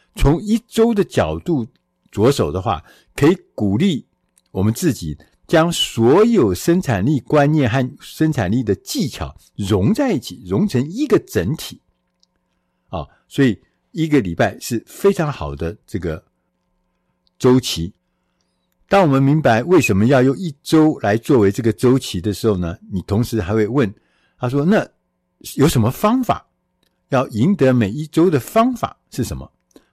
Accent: Taiwan; 我们远在千里之外的台湾

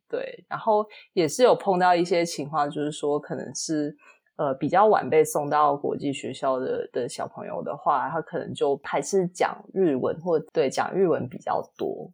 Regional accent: Singapore; 我是新加坡人嘛

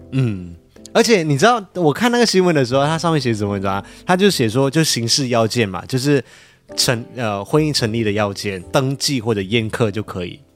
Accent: Malaysia; accent: Malaysian; now in Taiwan; 我是马来西亚人

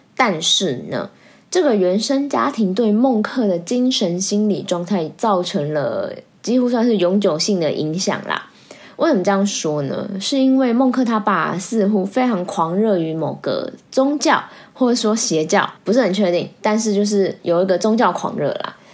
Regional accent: Taiwan; 我们台湾人

